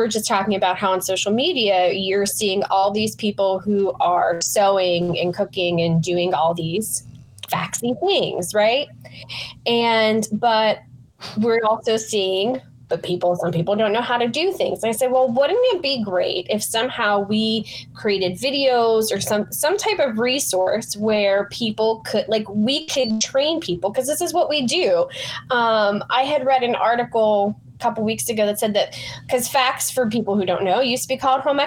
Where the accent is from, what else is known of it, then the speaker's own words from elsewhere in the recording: Pittsburgh, Pennsylvania, United States; moved away; I grew up in Pittsburgh